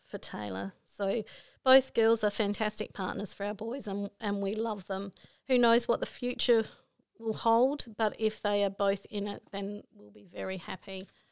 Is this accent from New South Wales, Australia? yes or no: yes; Broken Hill, New South Wales, Australia; also born or lived in Port Augusta, South Australia; I come from Broken Hill